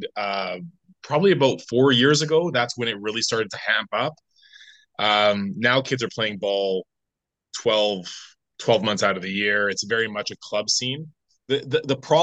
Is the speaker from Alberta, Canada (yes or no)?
no; Vancouver, British Columbia, Canada; I'm from Canada, British Columbia, Vancouver